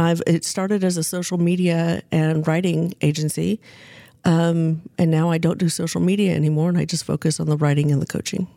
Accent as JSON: {"language": "English", "town": "Wichita", "region": "Kansas", "country": "United States", "tie": "born or raised there", "moved": "yes", "lives_now": "Northwest Arkansas, United States", "said": "I grew up in Wichita, Kansas, and became a grown up in Northwest Arkansas"}